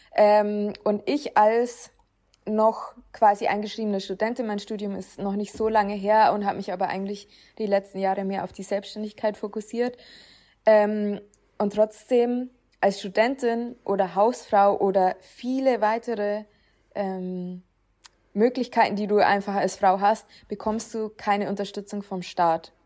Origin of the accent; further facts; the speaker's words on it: Upper Palatinate, near Nuremberg, Bavaria, Germany; ich komme ja auch aus der Nähe von Nürnberg. Es ist allerdings noch Oberpfalz